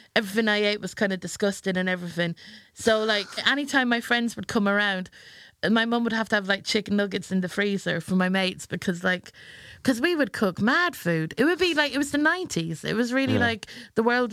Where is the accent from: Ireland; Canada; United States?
Ireland; now in England; I was born in England and I moved over to Ireland when I was 6 years old.